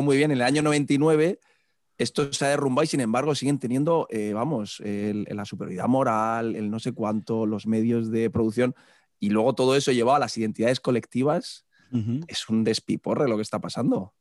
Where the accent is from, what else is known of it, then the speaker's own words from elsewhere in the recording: Murcia, Region of Murcia, Spain; moved away as an adult; now in Pamplona, Spain; yo soy de Murcia